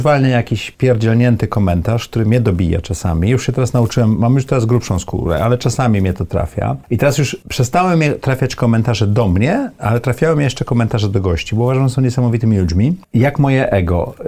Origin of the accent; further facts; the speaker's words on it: Sopot, Pomeranian Voivodeship, Poland; ja miałem naprawdę fajne dzieci dzieciństwo, dorastałem w Sopocie